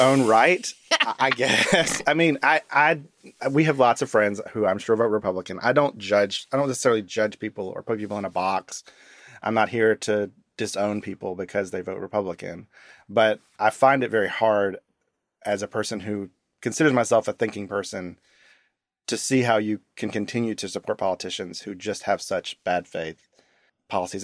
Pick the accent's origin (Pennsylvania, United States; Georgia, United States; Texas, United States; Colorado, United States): Georgia, United States; Decatur; moved away; I grew up outside of Atlanta in a town called Decatur, Georgia.